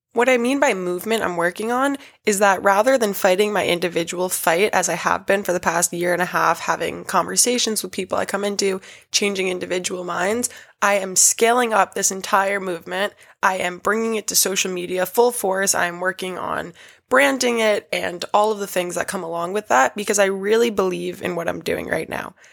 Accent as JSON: {"language": "English", "town": "New York City", "region": "New York", "country": "United States", "tie": "born or raised there", "said": "I was born and raised in New York City"}